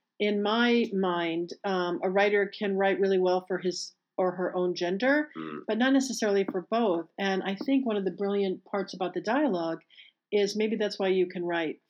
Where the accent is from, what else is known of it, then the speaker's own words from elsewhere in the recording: Bloomfield Hills, Michigan, United States; I grew up in Detroit. Bloomfield Hills.